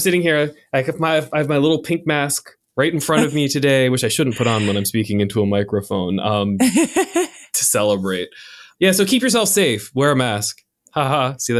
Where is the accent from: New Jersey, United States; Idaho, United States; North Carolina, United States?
North Carolina, United States; now in Florida, United States; I mean, I'm from North Carolina originally, so like it's all a wash.